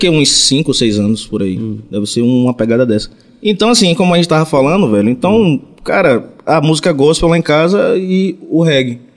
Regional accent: Ubaitaba, Bahia, Brazil; Eu sou de Ubaitaba.

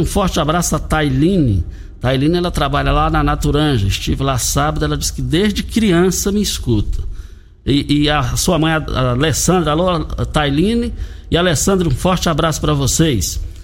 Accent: Brazil; fomos criados ali no Parque Bandeirantes

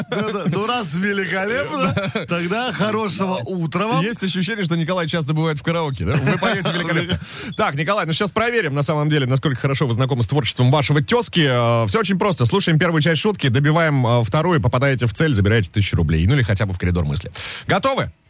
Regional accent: Izhevsk, Udmurtia, Russia; У нас вот, например, в моем родном городе, в Ижевске, в Ижевске. есть э, стелла Дружбы народов, которая в простонародье называется Лыжи Кулаковой.

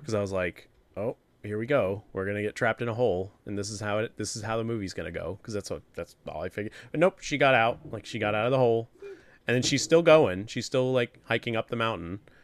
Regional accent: New Hampshire, United States; it takes place in my home state

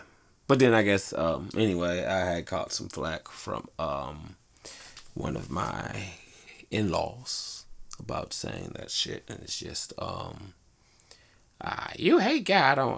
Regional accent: Detroit, Michigan, United States; growing up in Detroit

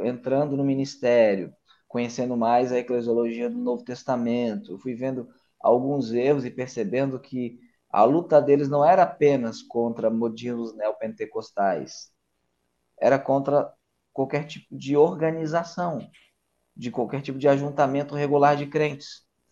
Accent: Florianópolis, Santa Catarina, Brazil; also born or lived in Governador Celso Ramos; Eu sou natural de Florianópolis

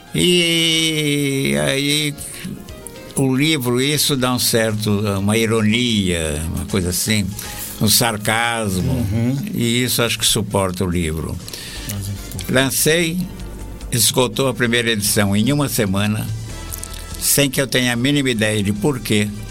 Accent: Araraquara, São Paulo, Brazil; moved away; eu vim de Araraquara, interior de São Paulo

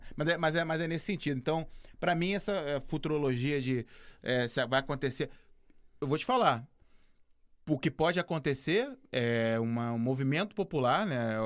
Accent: Brazil; moved away; eu falando como brasileiro

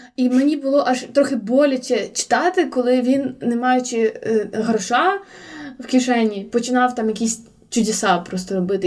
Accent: Volodymyr, Volyn Oblast, Ukraine; now in Lviv, Ukraine; я у Володимирі постійно була як під лупою

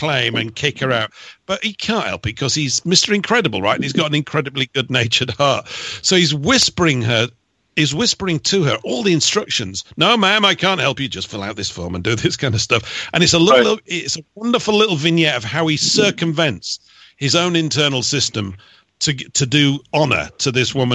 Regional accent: England, United Kingdom; I'm English

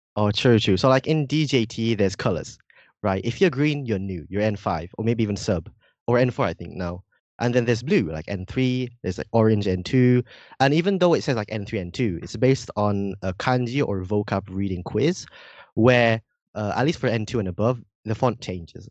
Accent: Indonesia; accent: a bit British; first language Indonesian; moved away as an adult; also born or lived in United Kingdom; now in Japan; I was born in Indonesia, right? I was, uh, raised there, but I also had, uh, my childhood in Britain.

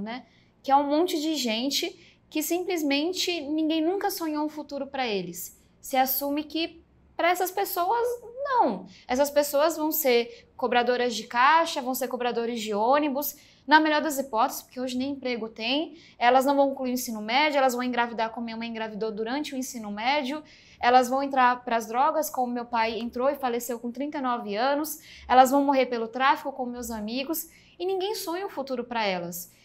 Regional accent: São Paulo, Brazil; accent: meio baiano; Nasci do extremo sul de São Paulo

